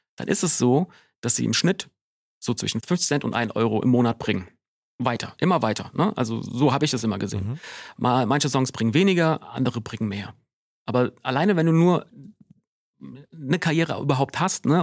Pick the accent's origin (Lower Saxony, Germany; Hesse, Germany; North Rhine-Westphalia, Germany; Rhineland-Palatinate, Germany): Hesse, Germany; Wiesbaden; bei uns in Wiesbaden gab es den Schlachthof und ich bin so einer von diesen nervigen Kids gewesen